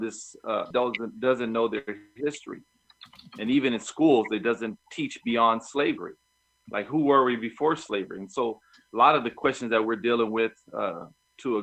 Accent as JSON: {"language": "English", "country": "United States", "said": "I'm from America."}